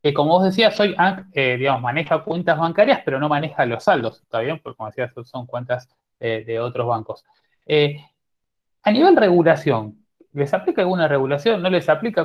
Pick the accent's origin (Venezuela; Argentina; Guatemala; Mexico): Argentina